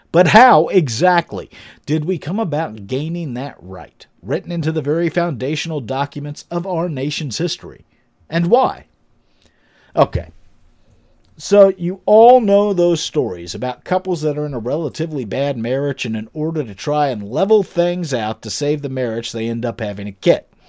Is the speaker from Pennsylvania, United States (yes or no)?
yes; Pennsylvania, United States; my home state of Pennsylvania